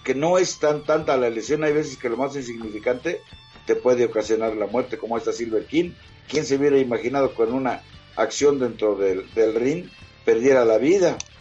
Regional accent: Mexico City, Mexico; also born or lived in unnamed home village (pueblo); me vengo a la Ciudad de México, es, huyendo de, de, ese tío que me golpeaba, que, yo tenía 10 años

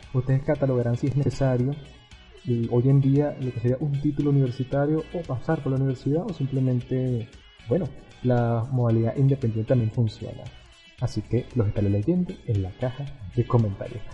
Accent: Venezuela; uno siendo venezolano

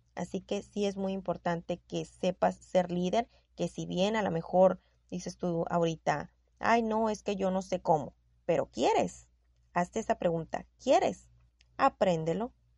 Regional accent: Sonora, Mexico; accent: norteña; tengo el tono de voz muy golpeado, yo lo sé, soy sonorense, soy norteña

